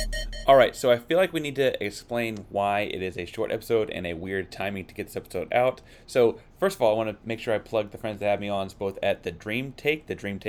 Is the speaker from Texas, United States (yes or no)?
yes; Texas, United States; because you can't avoid Texas, but talking about those kinds of things as a Texan, I guess.